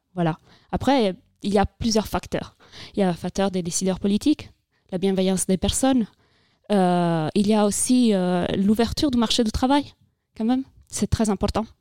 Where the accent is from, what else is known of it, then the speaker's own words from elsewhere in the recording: Italy; French is a second language; moved away as an adult; now in France; je viens d'Italie c'est pour ça que j'ai un petit accent peut-être